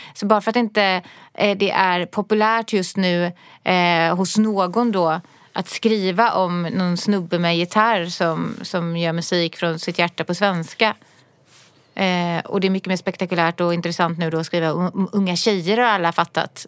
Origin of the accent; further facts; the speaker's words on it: Gothenburg, Västra Götaland, Sweden; moved away as an adult; now in Stockholm, Sweden; jag kommer ju från Göteborg och jag har bott där i 18 år eller något sånt där